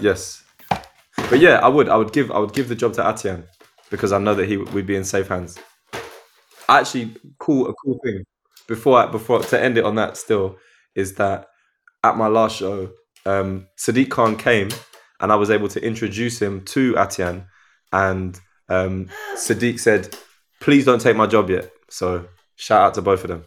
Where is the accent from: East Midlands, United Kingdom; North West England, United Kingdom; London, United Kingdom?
London, United Kingdom; Croydon; growing up in Croydon, you see everything